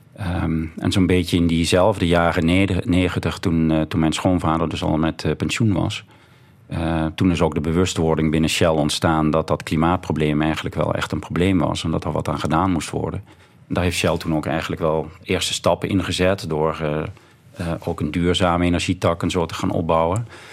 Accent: Voerendaal, Limburg, Netherlands; En ik kom uit Voerendaal, zoals al gezegd, een, een dorpje bij Heerlen in de buurt, of dorp inmiddels.

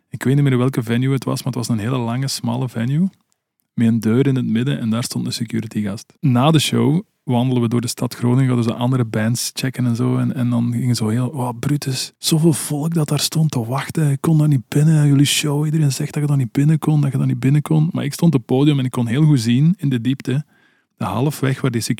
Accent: Belgium; Dit jaar speelt daar als Belgen, toch even uithalen

